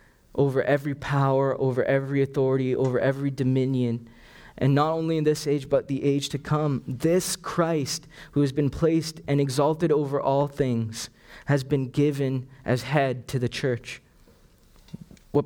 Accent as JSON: {"language": "English", "country": "Canada", "tie": "born or raised there", "also_born_or_lived": "Sri Lanka", "said": "I was born in Sri Lanka, and it was only when I was 5 that my family moved here to Canada."}